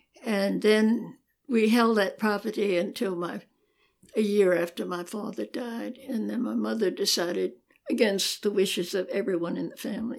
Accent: Atlanta, Georgia, United States; Well, I was born here. I was born in Old Piedmont Hospital.

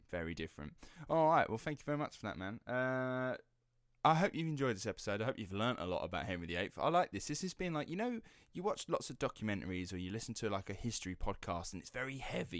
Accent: Rettenden, East of England, United Kingdom; the Essex Boys and the infamous Rettenden murders, uh, that happened in my hometown

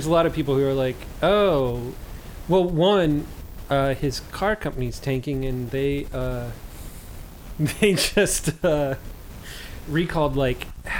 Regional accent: United States; I'm just American white trash.

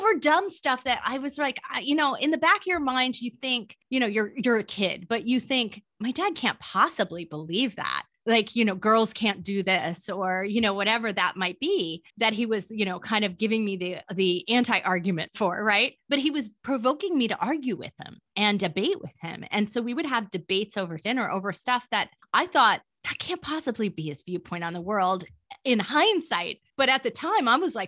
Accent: California, United States; moved away; he called me a Valley girl because I'm from California

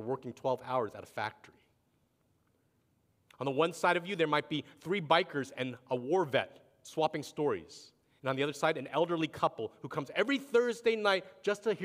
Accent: East Coast, United States; moved away; I grew up on the East Coast when I was younger

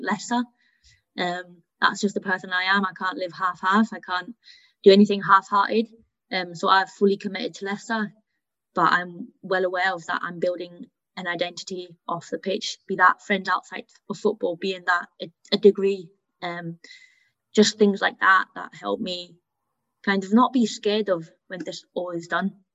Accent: Hanau, Hesse, Germany; first language German; moved away; I, I, I was born and grew up in Germany. I went to a German school, so even though English was my mother tongue, German was my first language.

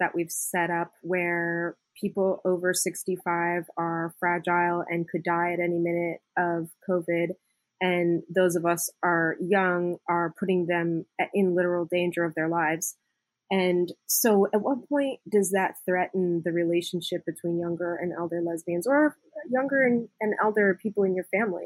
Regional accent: Indiana, United States; moved away; also born or lived in West Coast; I grew up in Indiana and we weren't like real huggy people in the Midwest

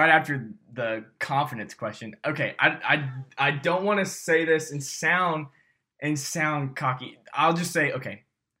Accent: Birmingham, Alabama, United States; I'm a junior at Samford. I'm actually from Birmingham.

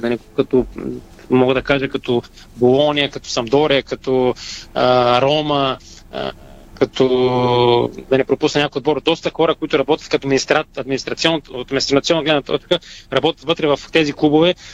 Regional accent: Bulgaria; сама съм българин

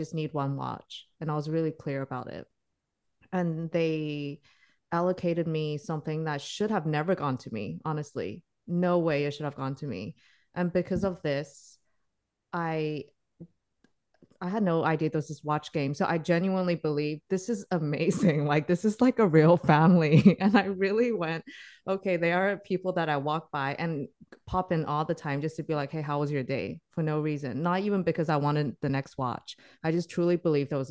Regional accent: Singapore; I grew up in Singapore

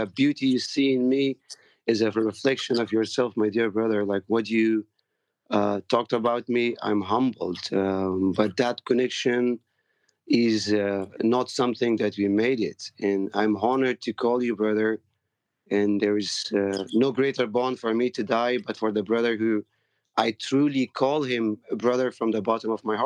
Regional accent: Afghanistan; now in United States; we are from the Farsi-speaking Persian

